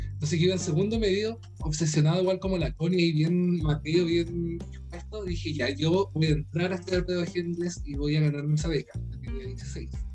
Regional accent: Punta Arenas, Magallanes and Chilean Antarctica, Chile; Soy chileno, eh, soy de Punta Arenas, del sur de Chile

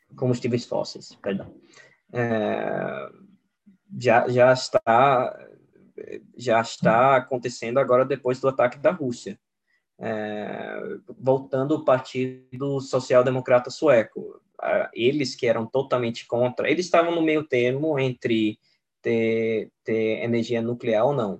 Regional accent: Sweden; also born or lived in Brazil; eu, como sueco

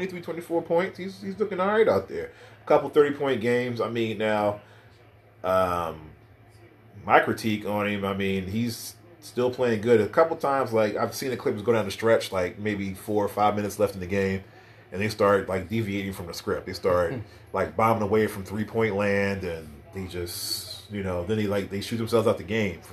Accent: New York, United States; accent: New York; my New York accent

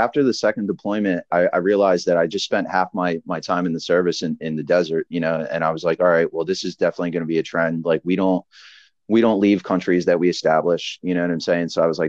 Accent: Philadelphia, Pennsylvania, United States; that's why I love being from, you know, we're from Philly, where we're from an area where it's like, you sink or swim.

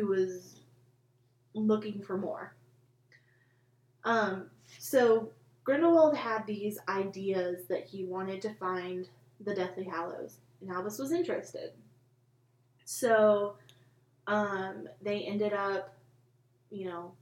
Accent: United States; I'm stupidly American.

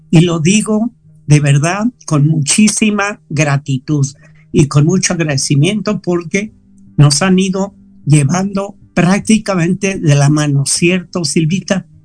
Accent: Mexico; moved away as an adult; also born or lived in Spain; yo me marché de España, pero España no se marchó de mí. Entonces, cuando yo me fui fuera de México, yo me fui de México, pero México nunca se marchó de mí

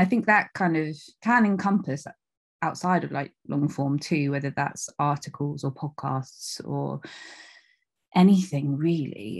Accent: North Devon, South West England, United Kingdom; moved away as an adult; also born or lived in Leeds; I'm from North Devon. I was born in North Devon and I lived there up until, like, my mid to late twenties

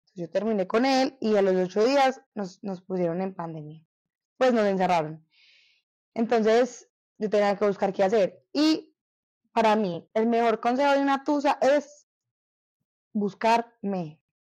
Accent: Medellín, Antioquia, Colombia; yo sí nací y crecí y todavía vivo en Medellín

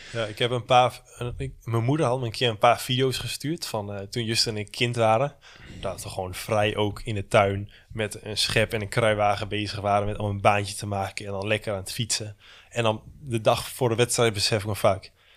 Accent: Netherlands; ik kom uit Nederland, ik heb heel mijn leven al in de regen gefietst

